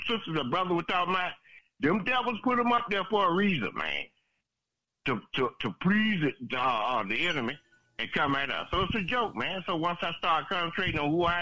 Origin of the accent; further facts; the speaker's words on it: South Florida, United States; I'm from South Florida